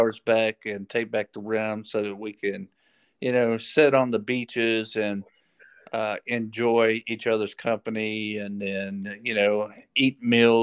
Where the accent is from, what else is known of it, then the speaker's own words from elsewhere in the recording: Paris, Texas, United States; I grew up in Paris, Texas